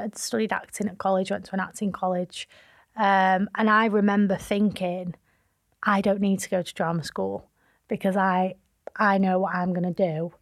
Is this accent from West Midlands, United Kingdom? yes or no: no; Manchester, North West England, United Kingdom; also born or lived in London; Manchester and where I'm from